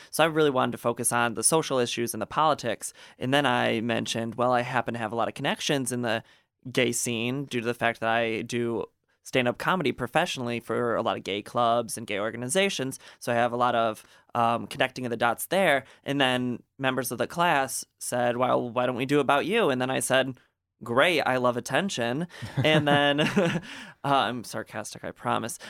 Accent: Gaylord, Michigan, United States; growing up in Gaylord, you know, there wasn't a lot of diversity

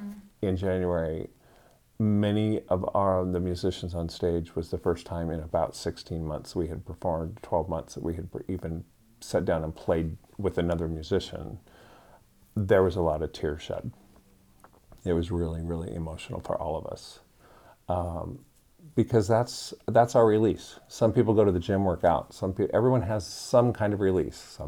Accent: Iowa, United States; moved away as an adult; I grew up in a very small town in Iowa

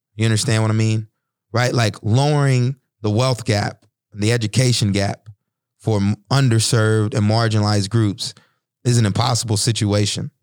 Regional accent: Texas, United States; when I was growing up in Texas

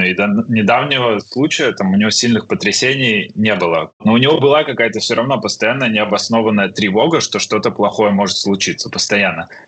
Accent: Riga, Latvia; moved away as an adult; now in London, United Kingdom; мы переехали из Риги уже очень давно, ну, довольно давно, 13 а, лет назад

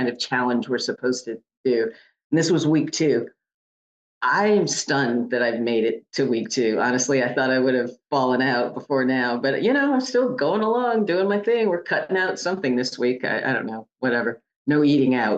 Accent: Connecticut, United States; moved away; I'm from the Northeast, from Connecticut

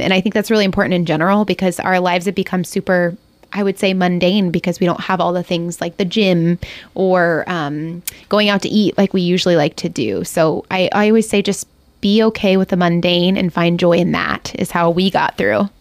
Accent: Ohio, United States; moved away as an adult; now in Ketchikan, United States; I'm from Ohio, and we just, my husband and I decided to just go for it and move here, and we've been here for five years

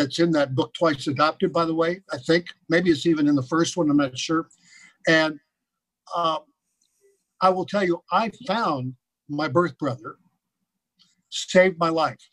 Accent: Los Angeles, California, United States; the house I grew up in on Beverly Glen

